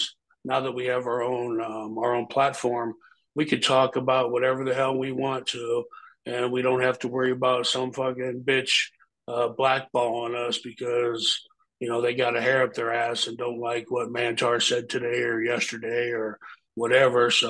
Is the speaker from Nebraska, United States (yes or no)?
yes; Omaha, Nebraska, United States; we're both from South Omaha, Nebraska, and in South Omaha, we call ourselves the SOBs, South Omaha Boys